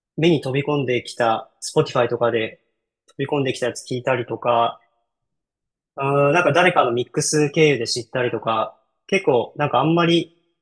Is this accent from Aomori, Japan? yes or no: no; Kyoto, Japan; 僕は京都 出身です